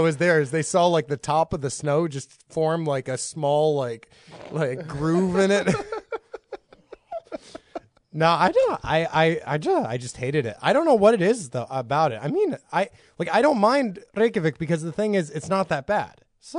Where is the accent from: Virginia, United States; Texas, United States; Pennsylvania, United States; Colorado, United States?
Texas, United States; Nazareth; also born or lived in Boston / Michigan; I'm not actually from Nazareth. I'm from Nazareth, Texas. I was born in Boston.